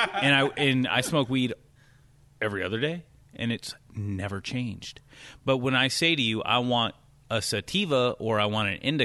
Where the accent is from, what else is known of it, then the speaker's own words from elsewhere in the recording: Louisiana, United States; I'm from Louisiana